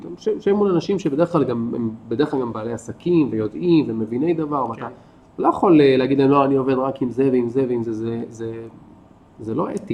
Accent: Ashkelon, Southern District, Israel; moved away as an adult; also born or lived in Tel Aviv, Israel; now in Kibbutz Nitzanim, Israel; אני גדלתי באשקלון

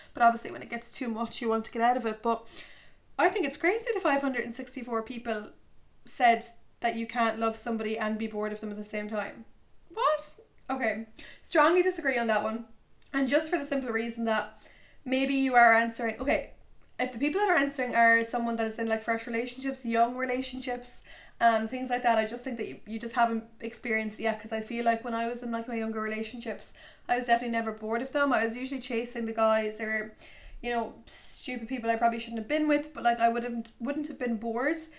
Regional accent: Tipperary, Munster, Ireland; moved away as an adult; now in Limerick, Ireland; My hometown friends are in Tips

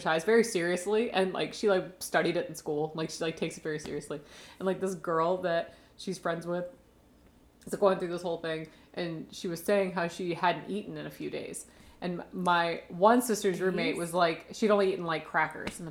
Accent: Maryland, United States; moved away; I guess I'm a 301, but like, I'm also like a 240

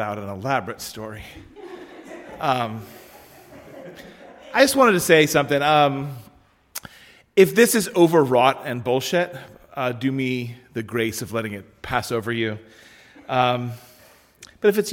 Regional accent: Pennsylvania, United States; I'm from Pennsylvania.

